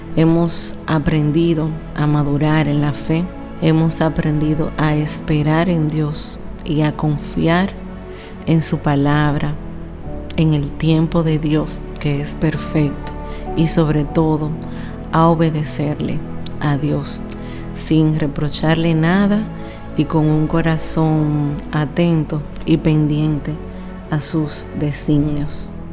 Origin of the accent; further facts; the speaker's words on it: Santiago de los Caballeros, Santiago, Dominican Republic; de la República Dominicana, específicamente de la ciudad más hermosa y donde encontrarán las personas más acogedoras, Santiago, la ciudad corazón